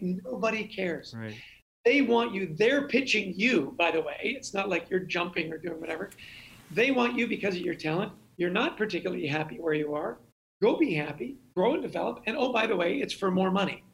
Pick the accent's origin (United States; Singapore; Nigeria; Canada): Canada; I grew up in Canada.